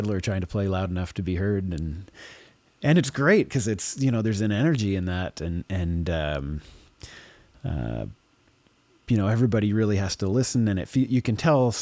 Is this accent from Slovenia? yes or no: no; Dorchester, Ontario, Canada; my hometown in Dorchester